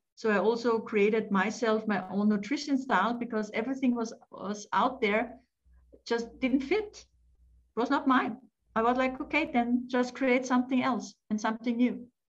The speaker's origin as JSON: {"language": "English", "country": "Austria", "tie": "born or raised there", "also_born_or_lived": "France", "second_language": "English"}